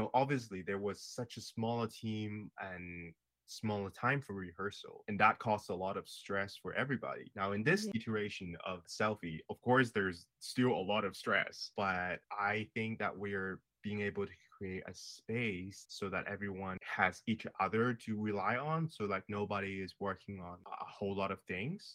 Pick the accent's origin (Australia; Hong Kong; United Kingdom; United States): Hong Kong; now in Canada; I am from Hong Kong and I never had that education.